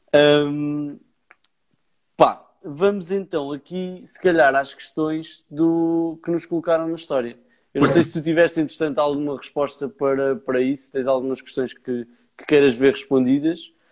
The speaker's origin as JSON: {"language": "Portuguese", "town": "Leiria", "region": "Centro", "country": "Portugal", "said": "eu sou de Leiria"}